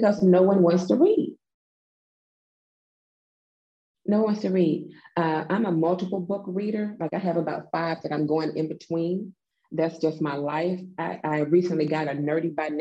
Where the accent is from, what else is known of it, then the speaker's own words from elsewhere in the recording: the South, United States; accent: Southern; I am from the South. I'm a whole Southern lady